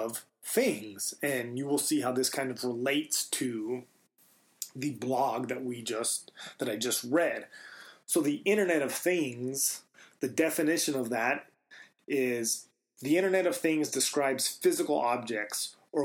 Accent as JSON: {"language": "English", "town": "Silver City", "region": "New Mexico", "country": "United States", "tie": "born or raised there", "said": "I grew up in Silver City, New Mexico"}